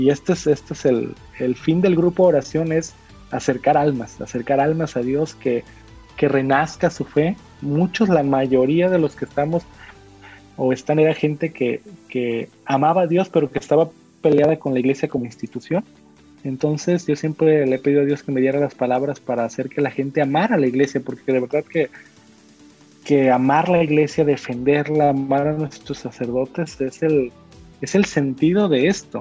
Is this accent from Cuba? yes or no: no; Mexico